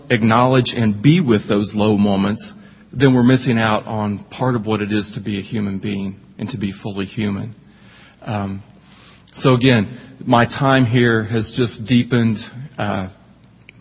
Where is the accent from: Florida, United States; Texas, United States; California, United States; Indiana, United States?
Indiana, United States; accent: twangy; moved away as an adult; also born or lived in Bowling Green, Kentucky; I'm actually from Indiana. I grew up in Indiana, but somehow, some way, where I grew up, were very twangy, so that's where the accent came from